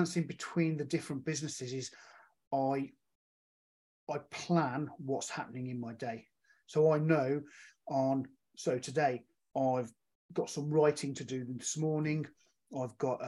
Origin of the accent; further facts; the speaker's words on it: Birmingham, West Midlands, United Kingdom; now in Whitchurch, United Kingdom; I'm from the UK. I'm originally from Birmingham, but now living in a small town in Whitchurch called Shropshire called Whitchurch